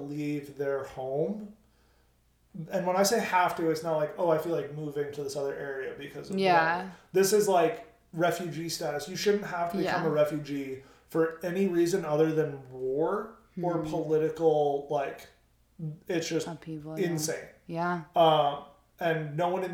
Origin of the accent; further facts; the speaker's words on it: United States; as an American